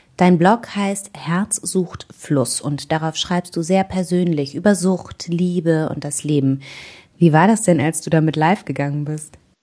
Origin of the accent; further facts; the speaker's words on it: North Rhine-Westphalia, Germany; now in Bavaria, Germany; Ich komme ja aus Nordrhein-Westfalen, lebe mittlerweile in Bayern